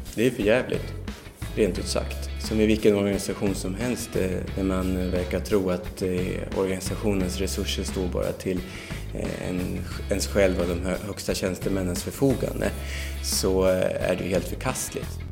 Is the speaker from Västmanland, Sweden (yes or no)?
yes; Västerås, Västmanland, Sweden; also born or lived in Barcelona; jag är ju västeråsare